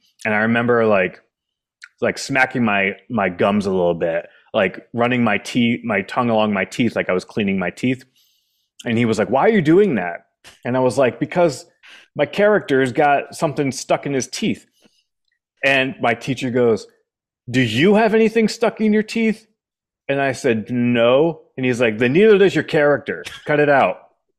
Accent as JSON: {"language": "English", "region": "New Hampshire", "country": "United States", "tie": "born or raised there", "said": "I grew up in New Hampshire, and Boston's kind of the home city if you grew up in New Hampshire."}